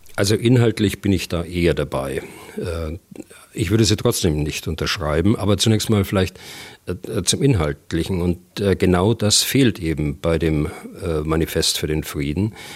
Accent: Germany; bei uns in Deutschland

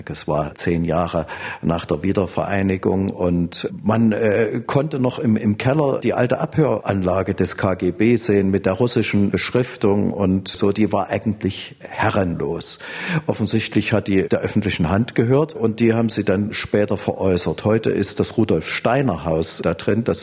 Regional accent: Leipzig, Saxony, Germany; Ich bin kein Dresdner. Ich wusste es nicht. Wahrscheinlich wussten das einige Dresdner, andere nicht. Da, da, da, kann ich nur spekulieren. Ich bin aus Leipzig.

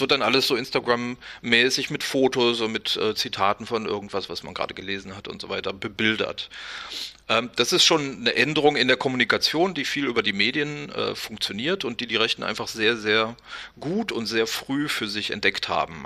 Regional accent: West Germany, Germany; bin selber aus dem Westen

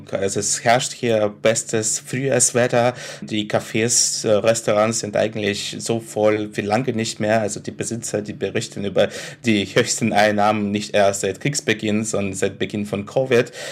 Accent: Ukraine; und ich bin Ukrainer

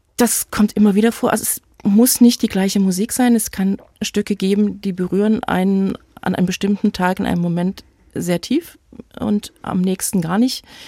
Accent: Leipzig, Saxony, Germany; In Leipzig, das ist meine Heimatstadt. Ich bin nie woanders wohnhaft gewesen

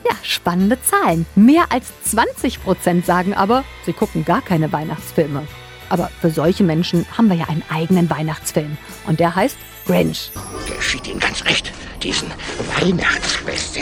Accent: East Germany, Germany; hier bei uns im Osten

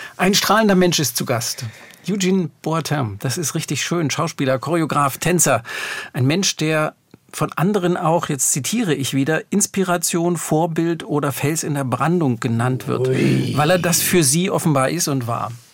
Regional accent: Germany; ich bin auch in Deutschland aufgewachsen

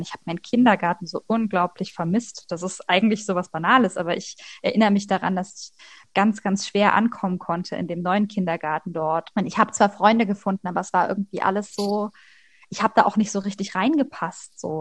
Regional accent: Leipzig, Saxony, Germany; moved away as an adult; also born or lived in North Rhine-Westphalia / Magdeburg; Also ich komme aus Leipzig und da habe ich eben mit meinen Eltern bis zur Trennung gewohnt, gemeinsam

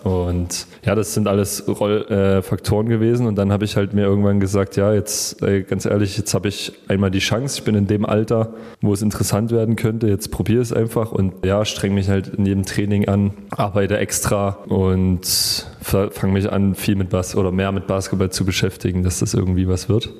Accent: Chemnitz, Saxony, Germany; ich bin Chemnitzer, ich, ich liebe es hier in der Stadt

